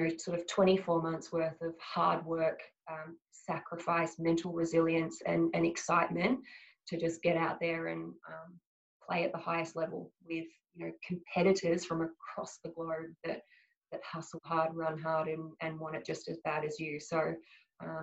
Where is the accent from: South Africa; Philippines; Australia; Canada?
Australia; a lot of pride in being Australian